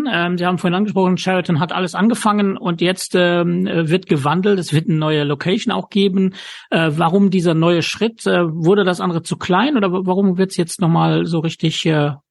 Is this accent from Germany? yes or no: no; Luxembourg; ich weiß, dass aus meinem Heimatland Luxemburg äh, Personen anreisen.